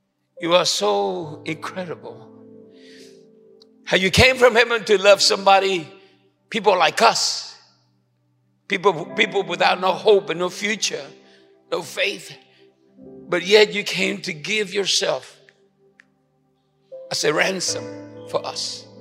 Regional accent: Puerto Rico; moved away; also born or lived in Chicago / El Paso, Texas; I'm in Puerto Rican

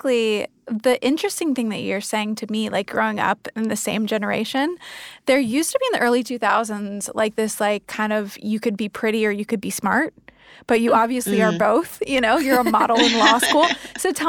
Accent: Ohio, United States; I grew up in Ohio

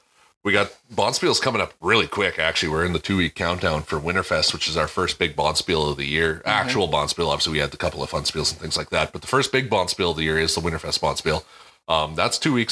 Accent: Canada; Me speaking as a Canadian

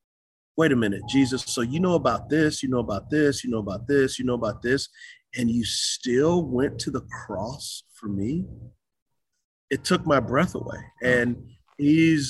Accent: San Antonio, Texas, United States; moved away as an adult; also born or lived in Utah; now in Charlotte, United States; San Antonio, Texas. I grew up on the west side.

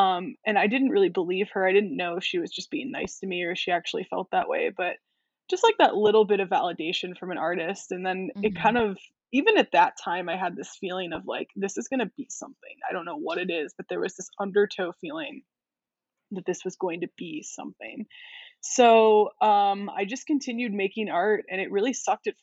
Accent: College Park, Maryland, United States; I grew up in College Park, Maryland, which is right outside of Washington, D.C.

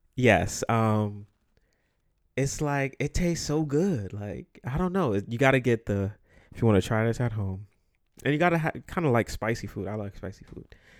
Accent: New York City, New York, United States; the Bronx, New York, where I'm from

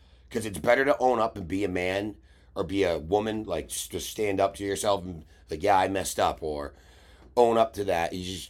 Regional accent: New England, United States; I'm a glassblower from New England who is trying to get a little bit of different type of exposure

